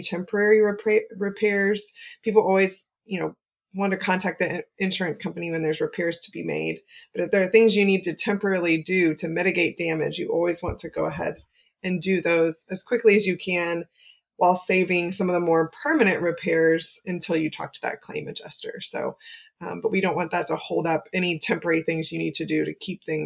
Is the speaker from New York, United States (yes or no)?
no; Oklahoma, United States; as a child growing up in Oklahoma